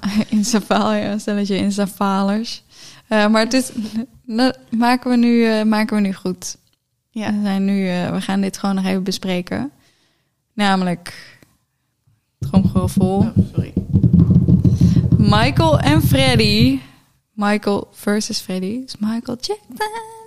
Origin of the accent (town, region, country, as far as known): near Geffen, North Brabant, Netherlands